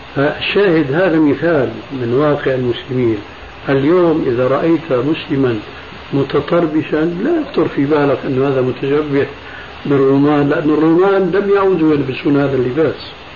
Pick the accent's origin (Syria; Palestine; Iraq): Syria; عندنا بالشام